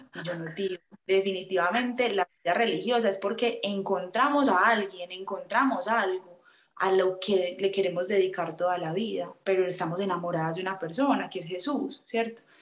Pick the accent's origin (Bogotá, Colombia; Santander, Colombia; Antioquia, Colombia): Antioquia, Colombia; Medellín; soy de Medellín